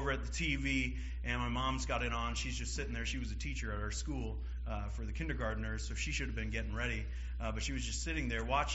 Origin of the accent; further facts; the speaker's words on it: Seattle, Washington, United States; moved away; I'm from Seattle, Washington